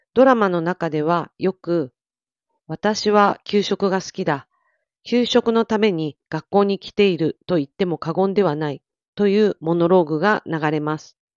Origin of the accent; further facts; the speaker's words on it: Miyazaki, Japan; 宮崎で育った私